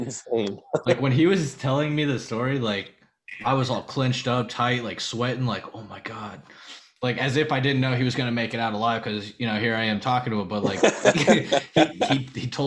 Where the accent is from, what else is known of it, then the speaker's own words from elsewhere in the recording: Florida, United States; us Florida boys